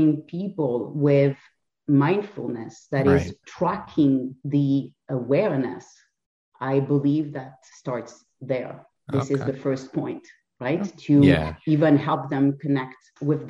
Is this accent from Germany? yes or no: no; France; English is a second language; moved away as an adult; also born or lived in Lisbon, Portugal; now in Canada; I was not born in Canada. I was born and raised in France, but I lived in Lisbon for 7 years in Portugal